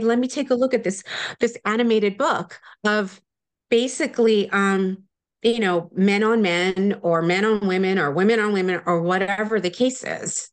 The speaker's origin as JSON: {"language": "English", "country": "United States", "tie": "born or raised there", "also_born_or_lived": "New Jersey / New York", "moved": "yes", "said": "I grew up in New Jersey and New York"}